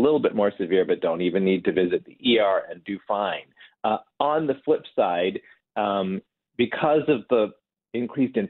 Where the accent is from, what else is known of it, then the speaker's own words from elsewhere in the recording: Detroit, Michigan, United States; moved away as an adult; now in Indiana, United States; I was born in Detroit, and I grew up in Michigan